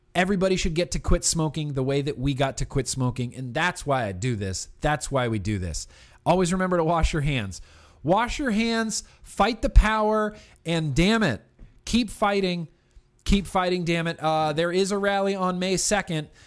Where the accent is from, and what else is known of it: United States